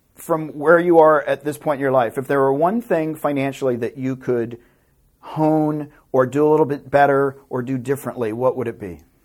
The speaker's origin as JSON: {"language": "English", "region": "Tennessee", "country": "United States", "tie": "born or raised there", "moved": "as an adult", "lives_now": "Los Angeles, United States", "said": "I am a hick from Tennessee"}